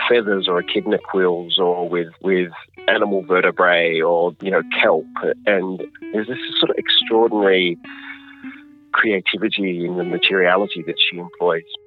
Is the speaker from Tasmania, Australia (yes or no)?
yes; Cape Barren Island, Tasmania, Australia; I come from Cape Barren Island